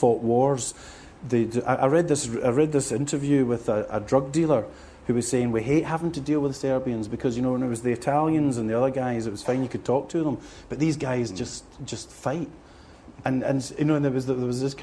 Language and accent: English; Glasgow, Scotland, United Kingdom; moved away as an adult; now in South of England, United Kingdom; growing up in Glasgow